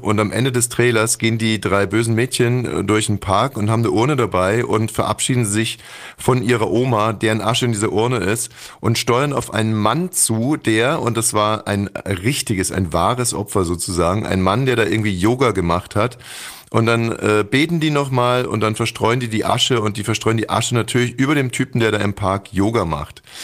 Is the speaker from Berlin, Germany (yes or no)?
yes; Berlin, Germany; wir als Berliner